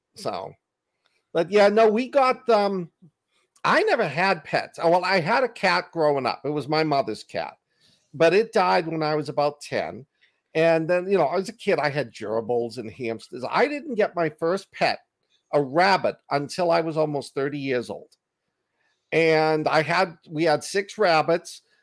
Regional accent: Boston, Massachusetts, United States; accent: Boston; my Boston accent

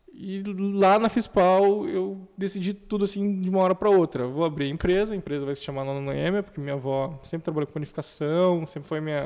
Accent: Curitiba, Paraná, Brazil; moved away as an adult; now in Dourados, Brazil; Eu sou originário de Curitiba, eu vim lá na minha terrinha

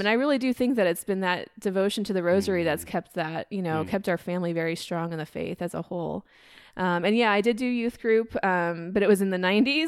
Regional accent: Iowa, United States; I grew up in Iowa

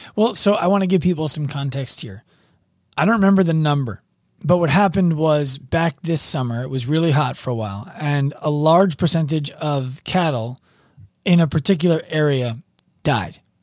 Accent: New York City, New York, United States; as a New Yorker

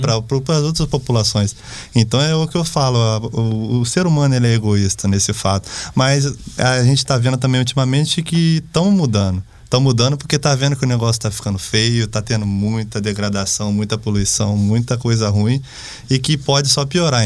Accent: Bananal, São Paulo, Brazil; eu sou lá de Bananal

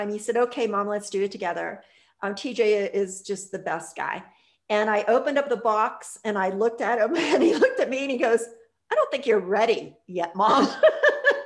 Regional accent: Pittsburgh, Pennsylvania, United States; moved away; I grew up in outside of Pittsburgh, Pennsylvania, when I was a kid

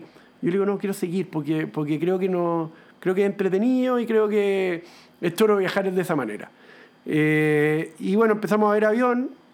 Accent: Chile; yo soy de Valle, ahí hay un club aéreo

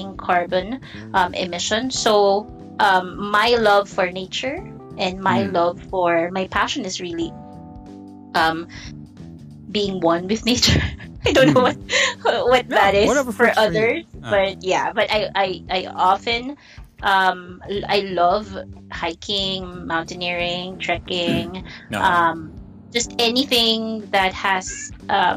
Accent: Bicol Region, Philippines; moved away as an adult; now in Metro Manila, Philippines; I'm new here in the metro because I'm a probinsyana, so I'm from Bicol

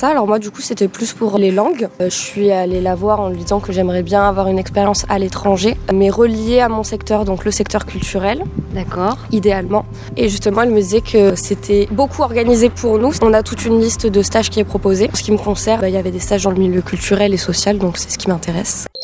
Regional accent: Dordogne, Nouvelle-Aquitaine, France; also born or lived in Nantes / Bordeaux; j'ai 24 euh, ans, je suis originaire de Dordogne. J'habite à Surac en Périgord, ah. à la vie à la mort. j'ai fait mon collège à Belvès et mon lycée à, à Sarlat.

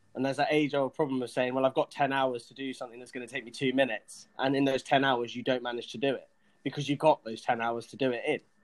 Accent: England, United Kingdom; I'm English

